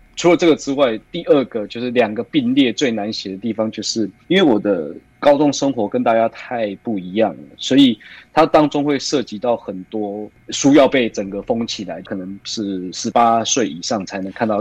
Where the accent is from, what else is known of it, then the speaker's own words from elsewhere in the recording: Taoyuan, Taiwan; 我在桃园这个地方长大，除此之外就是我在桃园这个小小的地方，对我来说它是一个不能说把我困住的城堡，而是一个我也来不及去探索的世界